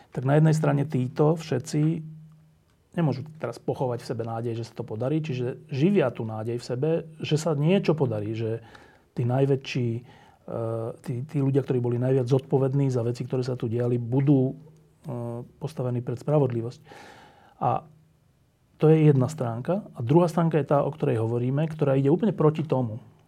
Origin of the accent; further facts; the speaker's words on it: Slovakia; my sme Slováci